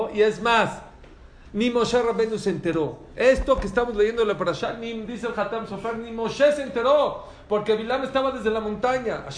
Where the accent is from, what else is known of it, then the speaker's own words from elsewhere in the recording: Venezuela; yo vengo de Venezuela, yo sé qué pasó.